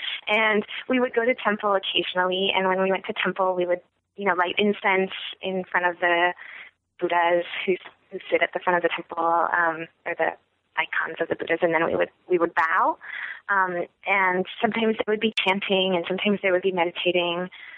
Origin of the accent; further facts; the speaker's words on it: Michigan, United States; also born or lived in Evanston, United States / New York, United States / New Jersey, United States; so I was born in Evanston, where my dad was a graduate student at Northwestern, and then we moved to upstate New York, and then we moved to New Jersey, and then we moved to Michigan.